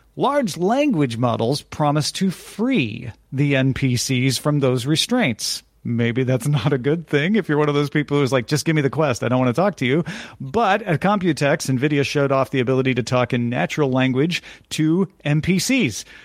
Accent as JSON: {"language": "English", "town": "Greenville", "region": "Illinois", "country": "United States", "tie": "born or raised there", "said": "it's my hometown"}